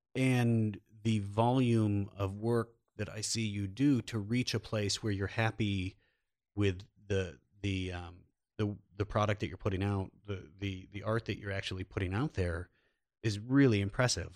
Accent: Iowa, United States; also born or lived in New York City; now in Los Angeles, United States; we both grew up in rural, rural areas. I'm, I'm from Iowa

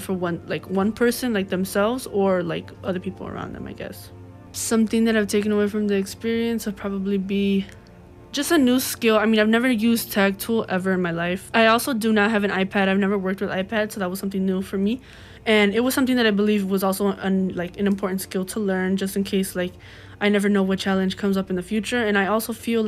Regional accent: Chicago, Illinois, United States; I'm from the West Lawn community

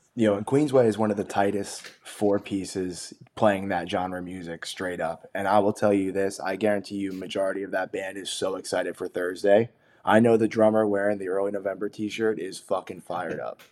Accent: New Jersey, United States; my home state New Jersey

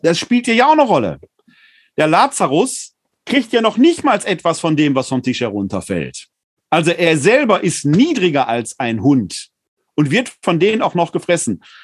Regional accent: Ruhr area, North Rhine-Westphalia, Germany; now in Wuppertal, Germany; In meiner Heimat im Ruhrgebiet

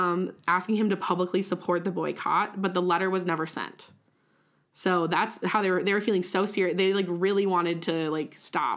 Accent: Midwest, United States; They know we're from the Midwest, bro.

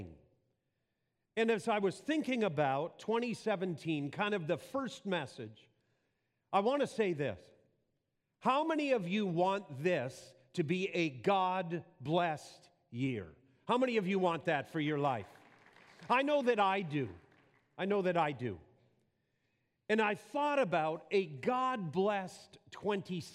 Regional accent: Wisconsin, United States; moved away; my accent is, and it's actually from Wisconsin. I was raised on a farm there as a young boy, and the accent stuck

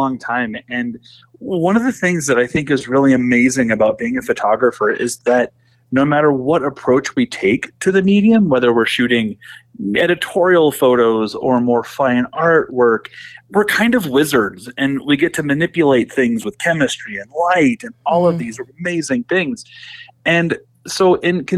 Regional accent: Oregon, United States; moved away as an adult; also born or lived in Lincoln, Nebraska / Milwaukee, Wisconsin; I'm originally from Oregon State. I was born and raised there and lived there until about 2008

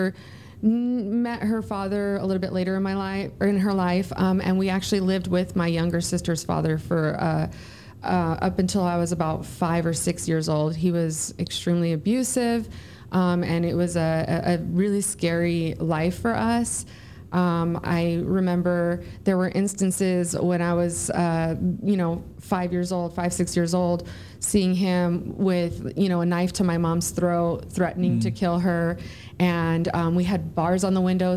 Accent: San Bernardino, California, United States; moved away as an adult; also born or lived in Hollywood, California; now in San Antonio, United States; I'm from San Bernardino, California, and the homeless part was actually Hollywood, California. So I'm a Southern California girl

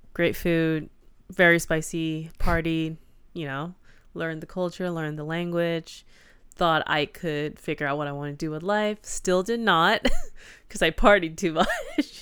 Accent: United States; as an American

